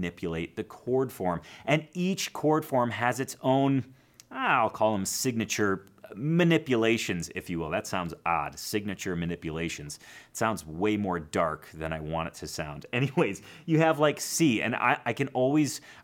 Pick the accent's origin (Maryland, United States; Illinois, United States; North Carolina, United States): Illinois, United States; Chicago; I grew up in Chicago